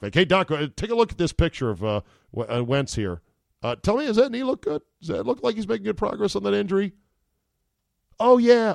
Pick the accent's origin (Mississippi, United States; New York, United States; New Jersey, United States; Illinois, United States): New York, United States; Utica; I'm from Utica